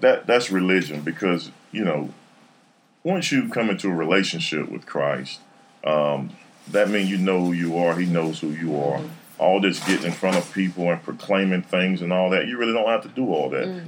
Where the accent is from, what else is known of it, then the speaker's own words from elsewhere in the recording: Raleigh, North Carolina, United States; I'm from Raleigh, born and raised. Went to Garner